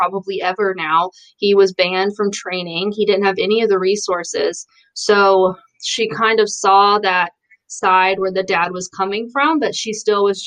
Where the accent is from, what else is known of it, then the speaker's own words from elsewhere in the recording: Alabama, United States; we're from Alabama